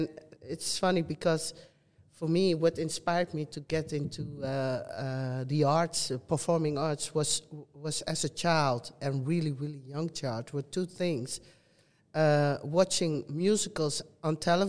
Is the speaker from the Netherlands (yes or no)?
yes; Netherlands; also born or lived in Suriname; living and growing up in the Netherlands